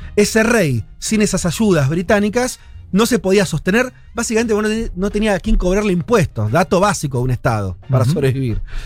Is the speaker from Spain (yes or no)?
no; Argentina; nosotros somos argentinos